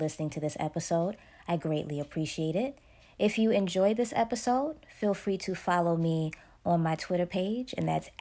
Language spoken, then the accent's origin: English; Sarasota, Florida, United States; growing up in the South, growing up in Sarasota, a very conservative area